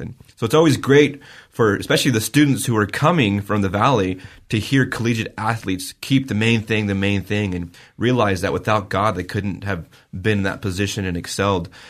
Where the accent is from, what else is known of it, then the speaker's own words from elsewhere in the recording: Vale, Oregon, United States; my hometown